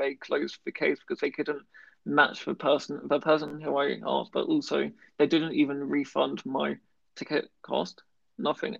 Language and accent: English; United Kingdom; being very British